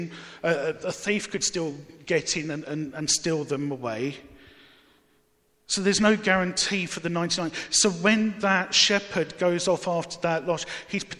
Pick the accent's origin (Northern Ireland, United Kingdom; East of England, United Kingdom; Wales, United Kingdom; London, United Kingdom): London, United Kingdom; Barking; Growing up in Barking